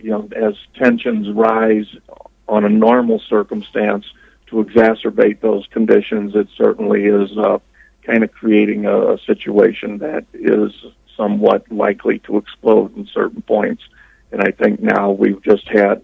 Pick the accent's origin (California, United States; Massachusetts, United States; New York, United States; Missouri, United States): Missouri, United States; St. Louis; moved away; I come from the St. Louis area, so I was very familiar with Ferguson